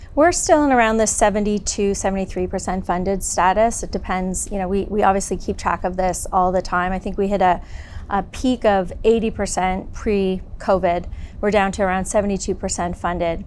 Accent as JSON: {"language": "English", "region": "southwestern Ontario", "country": "Canada", "tie": "born or raised there", "also_born_or_lived": "Toronto, Canada / Hong Kong", "moved": "as an adult", "lives_now": "California, United States", "said": "I grew up in southwestern Ontario predominantly"}